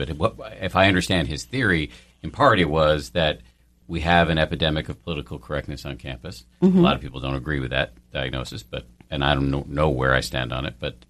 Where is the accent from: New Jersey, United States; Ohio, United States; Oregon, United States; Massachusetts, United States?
Massachusetts, United States; Newton; I was raised by doctors in Newton, Massachusetts.